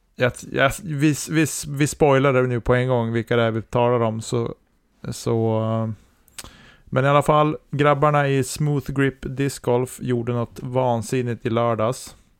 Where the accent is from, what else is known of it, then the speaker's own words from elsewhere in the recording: Storuman, Västerbotten County, Sweden; also born or lived in Sorsele / Holmsund; jag föddes ju i Sorsele och sen flyttade vi till Storuman